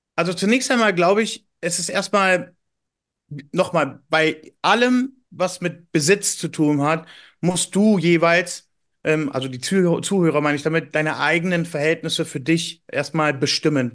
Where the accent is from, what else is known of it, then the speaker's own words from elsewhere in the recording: Berlin, Germany; Ich bin ursprünglich Berliner